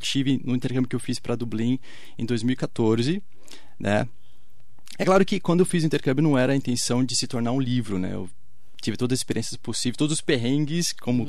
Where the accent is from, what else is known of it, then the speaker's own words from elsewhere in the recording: Brazil; a gente brasileiro